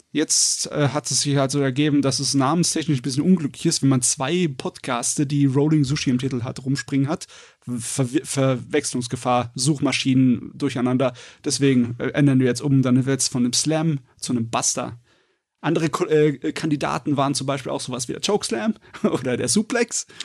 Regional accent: Southern Germany, Germany; Ja, als Süddeutscher ist mir alles außerhalb meiner Welt, ist der ferne Norden.

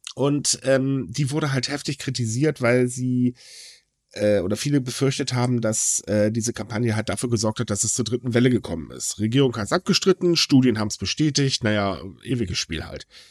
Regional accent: Northern Germany, Germany; ich als Norddeutscher

